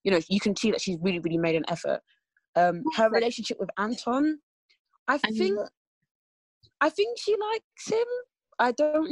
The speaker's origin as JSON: {"language": "English", "area": "Essex", "region": "East of England", "country": "United Kingdom", "said": "I'm from Essex."}